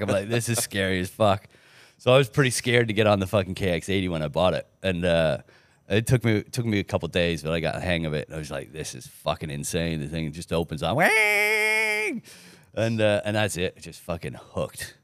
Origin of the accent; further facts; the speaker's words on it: Canada; also born or lived in England; I ended up being Canadian instead of Australian